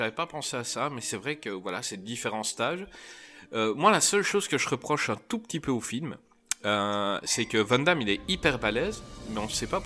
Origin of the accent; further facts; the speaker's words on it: Marseille, Provence-Alpes-Côte d'Azur, France; je suis marseillaise.